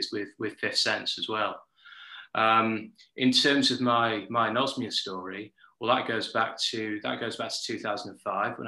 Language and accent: English; Yorkshire and the Humber, United Kingdom; now in London, United Kingdom; I'm from Yorkshire in Northern England. I currently live in London